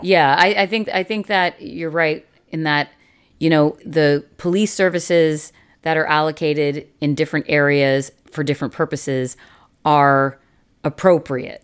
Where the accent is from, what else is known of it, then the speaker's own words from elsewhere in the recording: Canada; as a Canadian society